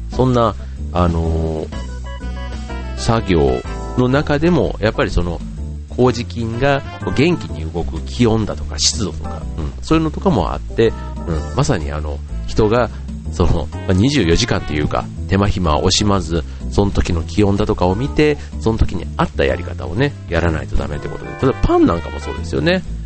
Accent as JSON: {"language": "Japanese", "town": "Funabashi", "region": "Chiba", "country": "Japan", "tie": "born or raised there", "said": "地元の船橋で、船っちという活動をやっています"}